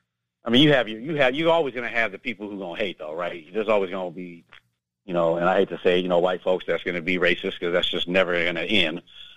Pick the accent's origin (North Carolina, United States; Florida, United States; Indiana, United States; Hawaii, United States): Hawaii, United States; now in Seattle, United States; I'm Hawaiian